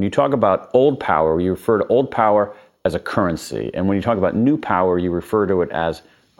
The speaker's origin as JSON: {"language": "English", "town": "Columbus", "region": "Ohio", "country": "United States", "said": "I'm from Columbus, Ohio."}